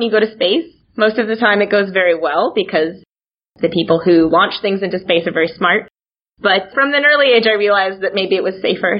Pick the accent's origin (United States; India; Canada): United States; Portland, Oregon; moved away as an adult; now in Netherlands; So I grew up in Portland, Oregon in the United States. So that's on the West Coast